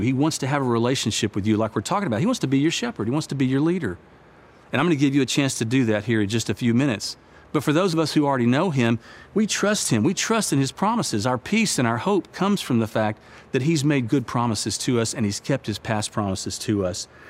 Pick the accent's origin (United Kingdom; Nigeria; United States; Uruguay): United States; I'm an American